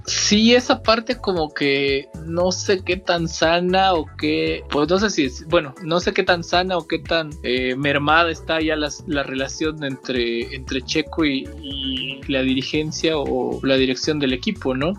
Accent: Mexico

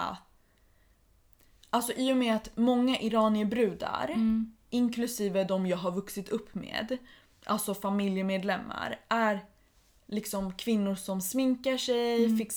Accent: Iran; Swedish is a second language; tror att det är typ Någonting som har att göra med att jag är iranier.

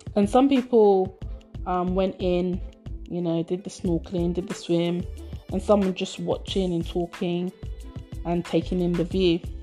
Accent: United Kingdom; British born by Nigerian parents, lived and brought up within the UK.

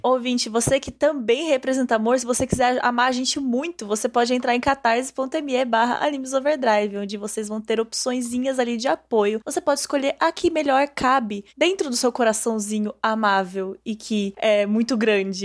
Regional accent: interior of São Paulo, Brazil; Eu sou do interior de São Paulo

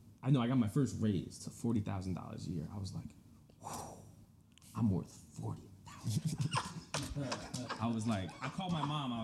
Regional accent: New York, United States; I'm from New York

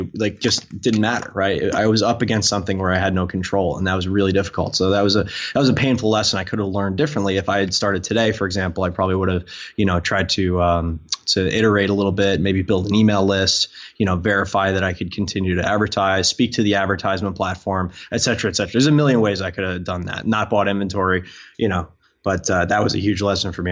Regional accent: Long Island, New York, United States; growing up on Long Island

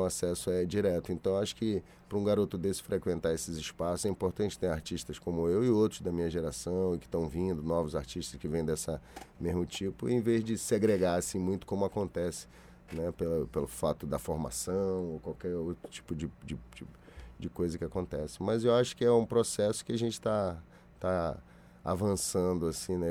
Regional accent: Salvador, Bahia, Brazil; now in Rio de Janeiro, Brazil; De Salvador, da onde eu nasci

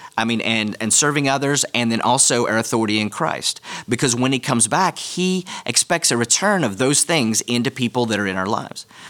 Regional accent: United States; as an American

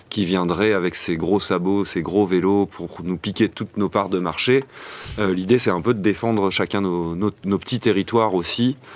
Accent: France; now in Brussels, Belgium; je suis français à l'origine. Je suis pas mal baladé euh, un peu partout en Europe et je suis installé à Bruxelles depuis 7 euh, ans maintenant.

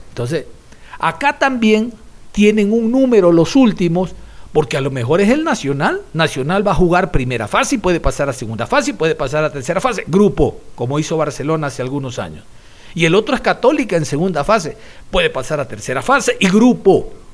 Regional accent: Ecuador

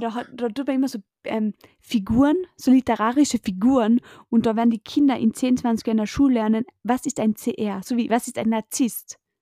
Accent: Spittal an der Drau, Carinthia, Austria; bei uns in Spital Drau

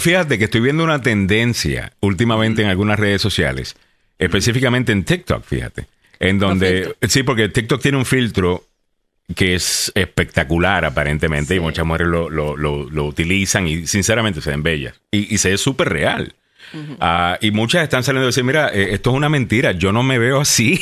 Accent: Puerto Rico; now in United States

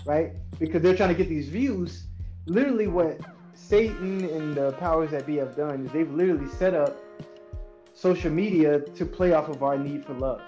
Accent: United States; Black people in America

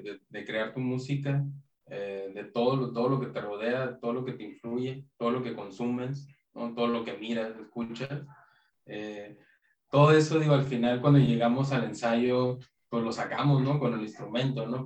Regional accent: Tijuana, Baja California, Mexico; nos pasó lo que a muchas bandas fronterizas le pasa, ¿no? De Tijuana

